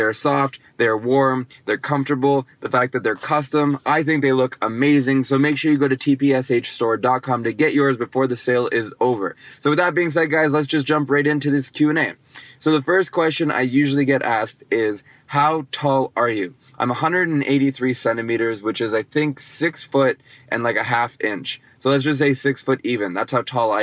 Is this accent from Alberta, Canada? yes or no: no; Toronto, Ontario, Canada; I'm from Toronto